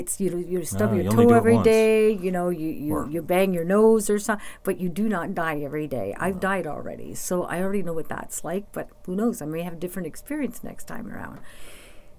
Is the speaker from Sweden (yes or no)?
no; Sudbury, Ontario, Canada; my hometown's always made me feel on top of the world